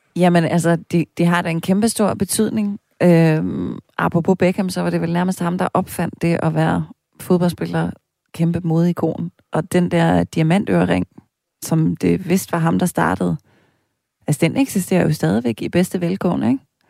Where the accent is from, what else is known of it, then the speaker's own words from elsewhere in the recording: East Jutland, Central Denmark Region, Denmark; hjemme i Østjylland, hvor jeg kommer fra